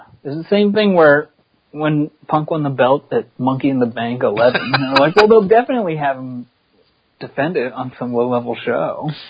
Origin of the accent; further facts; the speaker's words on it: Pittsburgh, Pennsylvania, United States; I'm from Pittsburgh.